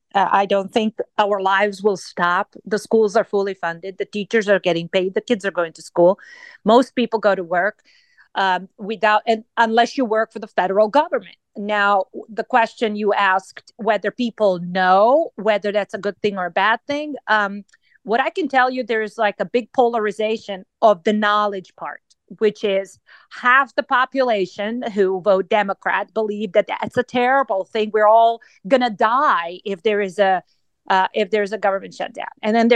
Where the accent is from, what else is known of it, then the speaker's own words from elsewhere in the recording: Serbia; English is a second language; now in United States; brings back and flashes back the memory when I grew up in Yugoslavia, where the inflation in 1994 was 330% per year.